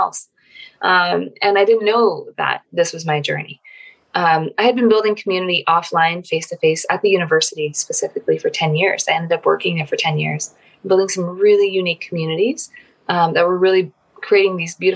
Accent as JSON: {"language": "English", "country": "Philippines", "tie": "born or raised there", "said": "I grew up in the Philippines"}